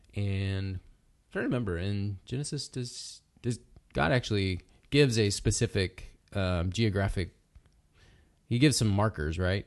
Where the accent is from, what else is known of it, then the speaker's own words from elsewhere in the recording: United States; as American Christians